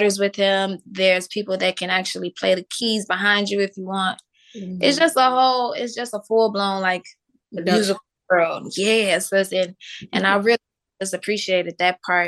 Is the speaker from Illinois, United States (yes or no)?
yes; Chicago, Illinois, United States; I'm from Chicago.